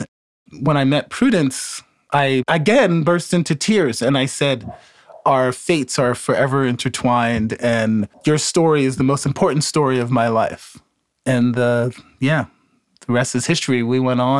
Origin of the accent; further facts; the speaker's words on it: Easton, Pennsylvania, United States; moved away; I grew up in a small town in Pennsylvania called Easton, Pennsylvania.